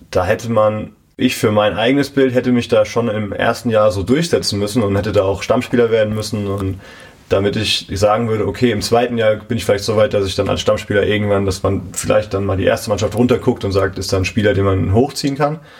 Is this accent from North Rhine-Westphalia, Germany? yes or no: no; Bad Sobernheim, Rhineland-Palatinate, Germany; Ja, wir sind innerhalb von Bad Sobernheim einmal umgezogen noch.